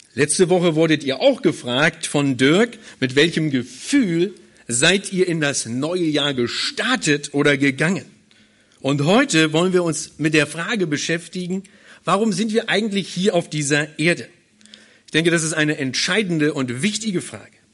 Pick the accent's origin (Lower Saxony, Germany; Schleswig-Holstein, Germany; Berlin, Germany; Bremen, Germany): Berlin, Germany; moved away as an adult; now in Hannover, Germany; Ich komme ursprünglich nicht aus Hildesheim, sondern ich komme ursprünglich aus Berlin